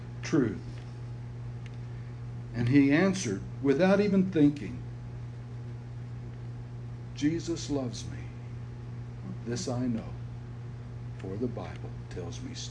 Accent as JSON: {"language": "English", "region": "Utah", "country": "United States", "said": "I told him, \"Utah.\""}